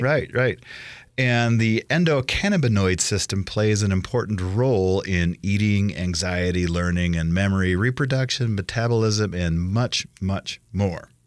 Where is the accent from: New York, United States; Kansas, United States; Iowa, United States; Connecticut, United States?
Iowa, United States; now in Idaho, United States; growing up in Iowa